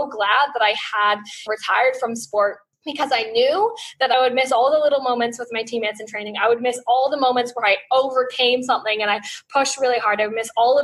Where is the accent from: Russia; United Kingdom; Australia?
Australia; We, as an Australian Olympic team